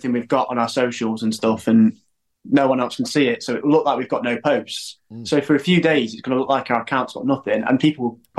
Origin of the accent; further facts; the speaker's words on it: Derby, East Midlands, United Kingdom; Yeah, we're from Derby.